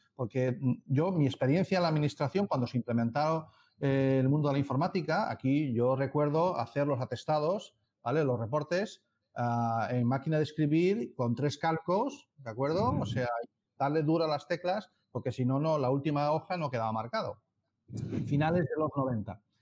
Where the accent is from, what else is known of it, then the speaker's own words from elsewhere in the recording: Madrid, Community of Madrid, Spain; moved away; yo estuve trabajando en Madrid hasta 2001 y soy carabanchelero